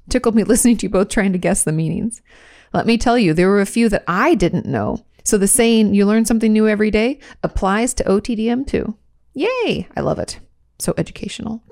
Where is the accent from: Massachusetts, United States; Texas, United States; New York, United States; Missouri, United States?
New York, United States; I grew up in New York